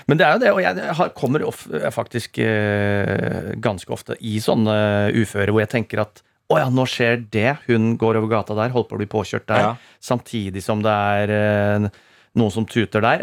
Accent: Rakkestad, Østfold, Norway; now in Oslo, Norway; Jeg kom fra Rakstad sjøl

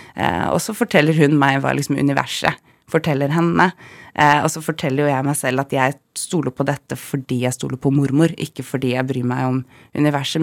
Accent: Bodø, Nordland, Norway; now in Oslo, Norway; jeg er født i Bodø

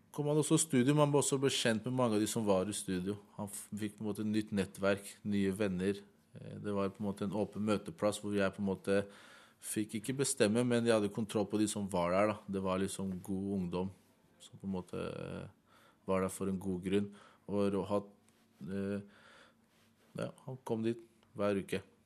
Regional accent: Oslo, Norway; jeg er selv fra Heigestad, jeg er oppvokst på Heigestad

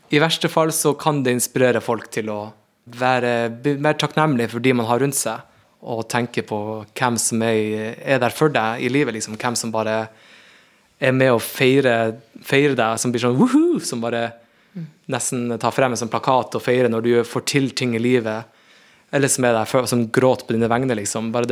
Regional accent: Northern Norway, Norway; det blir ikke like altså, med meg som en nordlending

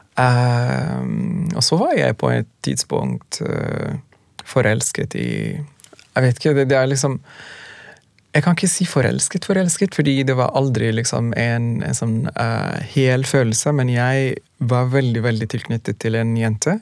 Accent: Sudan; Norwegian is a second language; also born or lived in Khartoum, Sudan; now in Norway; Vi kommer fra Sudan, kommer fra nesten samme type familier

